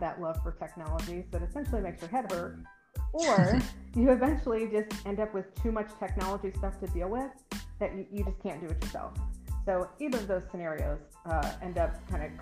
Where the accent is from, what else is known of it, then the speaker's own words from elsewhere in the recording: Indianapolis, Indiana, United States; also born or lived in Bloomington, Indiana; I'm from Indianapolis, so I've lived here almost my whole life